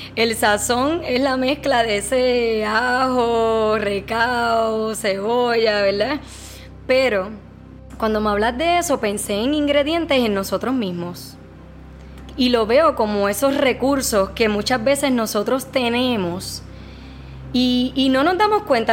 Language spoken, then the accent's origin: Spanish; Puerto Rico; also born or lived in Dominican Republic; Soy puertorriqueña, nací aquí en Puerto Rico, sin embargo mi crianza ha sido entre Puerto Rico y República Dominicana